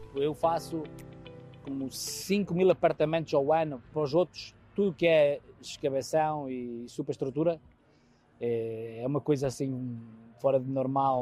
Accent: Vila Real, Norte, Portugal; now in United States; sou de Vila Real

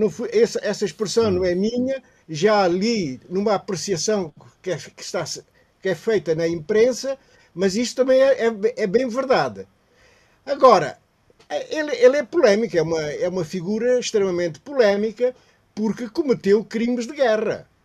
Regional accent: Guinea-Bissau; Uh, como guineense, uh, Marcelino Mata é um traidor, portanto, contra a sua pátria.

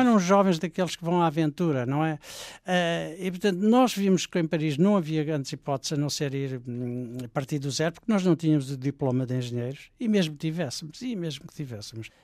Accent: Portugal; moved away as an adult; also born or lived in Sweden; refugiados portugueses da guerra colonial, que é o que nós éramos

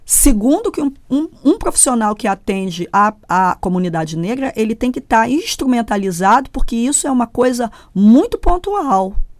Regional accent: Brazil; eu, no Brasil, tá? Eu não sou americana, não fui hum. formada nos Estados Unidos

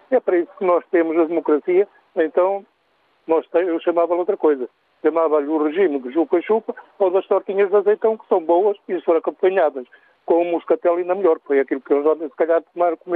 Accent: Portugal; eu sou português

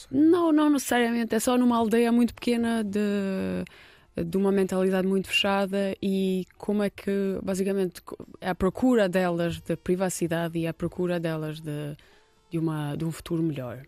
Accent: Kosovo; Portuguese is a second language; also born or lived in Lisbon, Portugal; now in Portugal; na região de Rugova, que é muito perto da cidade onde eu nasci

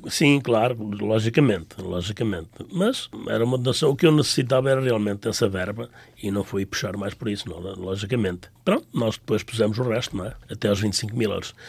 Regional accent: Tamengos, Centro, Portugal; now in Mineola, United States; Eu sou bairradino, não é? Nasci na Bairrada, nunca me desliguei da minha Bairrada

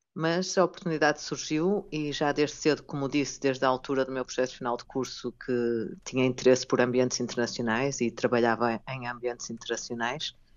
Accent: Vila Nova de Gaia, Norte, Portugal; moved away as an adult; also born or lived in Lisbon, Portugal / Japan; now in Germany; eu já estava em Lisboa e sou do Porto, a minha família é do Porto, ah, de Gaia

